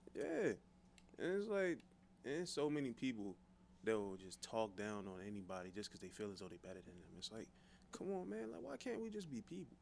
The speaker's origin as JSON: {"language": "English", "town": "Forestville", "region": "Maryland", "country": "United States", "said": "I'm from Forestville"}